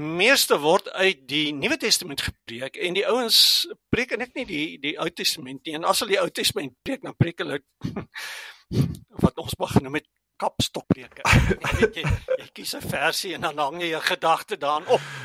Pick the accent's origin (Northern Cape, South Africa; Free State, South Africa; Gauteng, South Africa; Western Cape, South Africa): Gauteng, South Africa; Germiston; first language Afrikaans; moved away as an adult; also born or lived in Stellenbosch / Pretoria (Centurion); now in Centurion, South Africa; ek het groot geword in Germiston aan die Oosrand, maar toe is ek Stellenbosch toe.